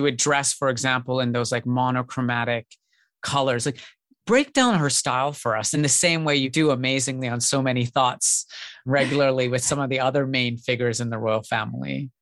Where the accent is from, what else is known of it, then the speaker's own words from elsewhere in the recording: Canada; growing up in Canada